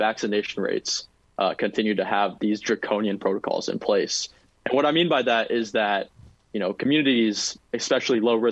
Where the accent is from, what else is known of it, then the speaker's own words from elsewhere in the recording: San Antonio, Texas, United States; moved away as an adult; now in Fairfax, United States; Proudly born and raised in San Antonio, Texas